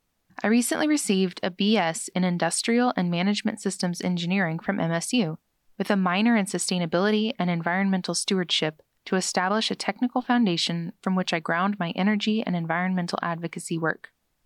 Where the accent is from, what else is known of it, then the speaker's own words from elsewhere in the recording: Washington, United States; Growing up in North Central Washington instilled in me a deep-rooted love for the natural world and the communities it nourishes.